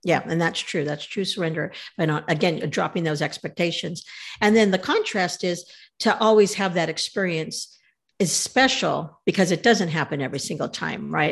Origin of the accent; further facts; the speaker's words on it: California, United States; We're from California